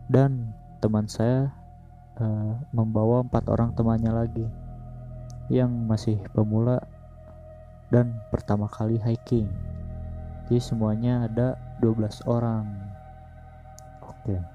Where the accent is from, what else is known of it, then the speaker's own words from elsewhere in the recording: West Java, Indonesia; first language Sundanese; Indonesian is a second language; gue kan emang asli Sunda jadi suka ada yang susah gitu ngucapinnya umpamainnya dari bahasa Sunda ke Indo